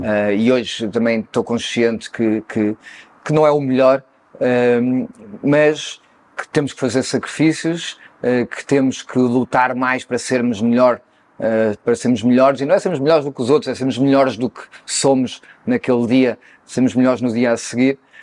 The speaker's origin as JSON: {"language": "Portuguese", "town": "Cascais", "region": "Lisbon", "country": "Portugal", "tie": "born or raised there", "said": "Eu nasci em Cascais, mais propriamente na areia, ali perto do Guincho, uhum. uh, sendo que a família da parte do meu pai era ali da Quinta da Bicuda, uh, e nasci ali numa pequena casa eh, na areia e fiquei até aos 5 anos, depois mudei-me para a Quinta uhum. da Bicuda, cresci"}